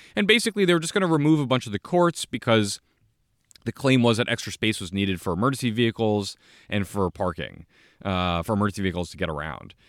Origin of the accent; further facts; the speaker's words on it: South Orange, New Jersey, United States; I was elected as a non-party affiliated mayor of my hometown in New Jersey, South Orange